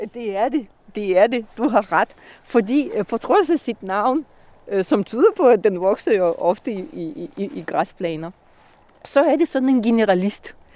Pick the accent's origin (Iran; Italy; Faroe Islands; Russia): Russia; Danish is a second language; moved away as an adult; now in Denmark; oprindeligt kommer jeg fra Rusland, hvor jeg blev uddannet øh, som bryolog. Mm, jeg har boet i Danmark siden 2002